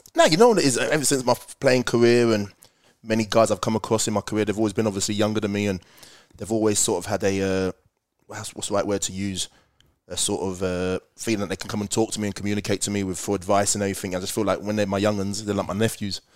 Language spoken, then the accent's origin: English; Slough, South East England, United Kingdom; moved away as an adult; now in Australia; I was born and bred in Slough